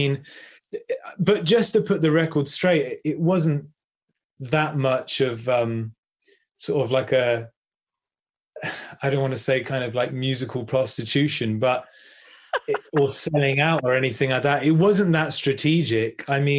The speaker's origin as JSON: {"language": "English", "town": "Bristol", "region": "South West England", "country": "United Kingdom", "said": "I'm actually from Bristol, about an hour's north from here."}